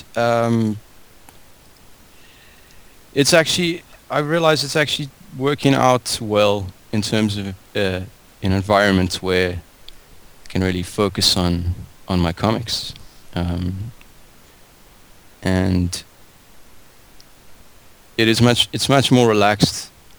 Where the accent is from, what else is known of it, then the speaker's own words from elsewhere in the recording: Cape Town, Western Cape, South Africa; Well, I grew up in Cape Town.